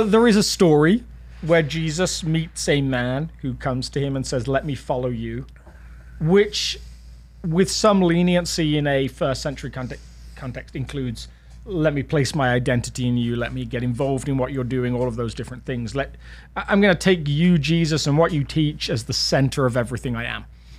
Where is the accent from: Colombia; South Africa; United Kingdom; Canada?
United Kingdom; now in United States; I'm British. in case you didn't realize, in case I hadn't talked about it enough.